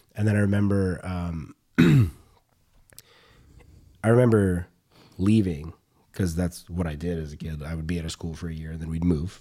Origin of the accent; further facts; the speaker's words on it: the South, United States; moved away; we grew up in the South, and the South is very, like, masculine